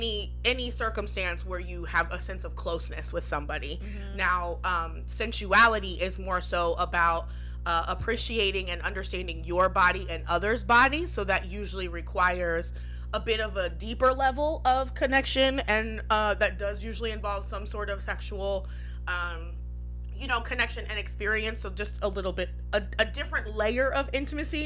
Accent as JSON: {"language": "English", "town": "Pataskala", "region": "Ohio", "country": "United States", "tie": "born or raised there", "said": "I grew up in Pataskala"}